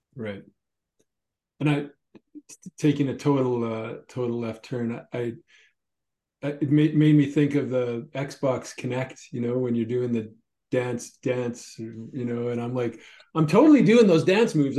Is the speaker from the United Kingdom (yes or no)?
no; Canada; I as a Canadian